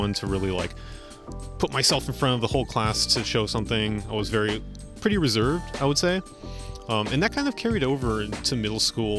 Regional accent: San Francisco, California, United States; I'm someone who was born and raised here in San Francisco.

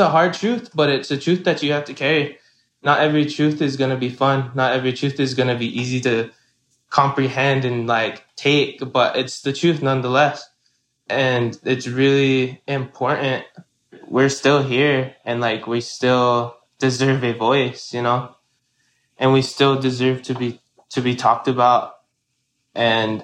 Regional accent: Kyle, South Dakota, United States; I am from Kyle, South Dakota, which is on the Ogallala Sioux Reservation

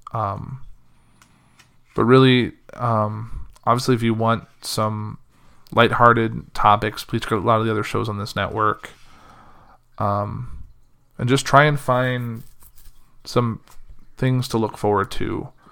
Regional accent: Central Illinois, United States; moved away; I left Central Illinois on Sunday to kinda come back up here

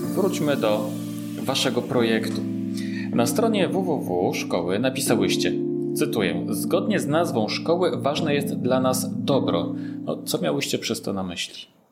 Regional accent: Warsaw, Masovian Voivodeship, Poland; jestem też z Warszawy

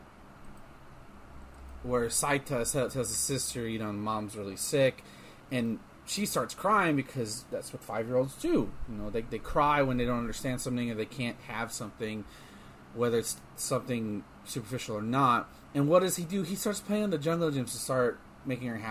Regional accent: Texas, United States; growing up in school. Nope. Especially down here in Texas

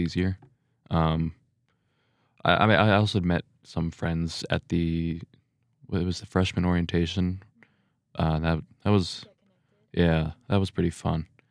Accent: Portland, United States; moved away as an adult; now in Rexburg, United States; I come from Portland, so, I mean, it's a bigger city

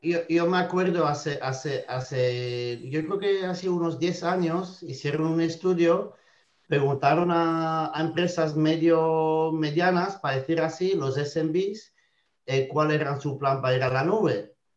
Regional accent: Belgium; Spanish is a second language; moved away as an adult; now in Spain; soy de Bélgica originalmente, me llevo casi 10, años en España

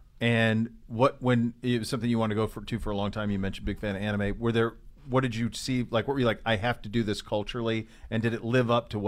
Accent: Montana, United States; I grew up in Montana with cattle and had a ranch or whatever.

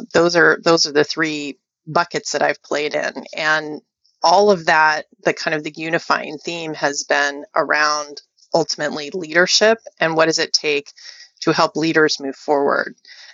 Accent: Wichita, Kansas, United States; born there; now in Silicon Valley, United States; I was born in Wichita, Kansas. So I'm about as middle America by origin as one can get.

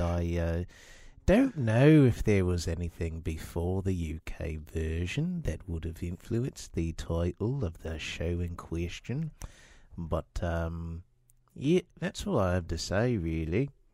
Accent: Texas, United States; moved away as an adult; I was born in Texas and I grew up there.

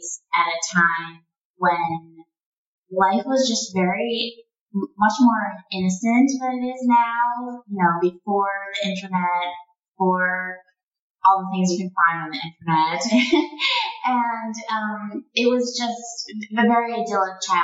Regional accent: Portland, Maine, United States; also born or lived in France; I'm from Maine

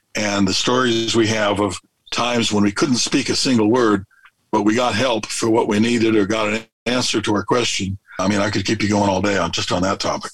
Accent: California, United States; moved away as an adult; we're from California, but we've been full time for 19 and a half years and just living on the road

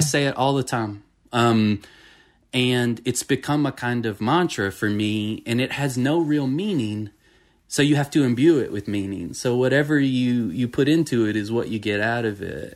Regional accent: Franklin County, Tennessee, United States; also born or lived in Cambridge, Massachusetts / Florida; I've lived my whole life basically in this county

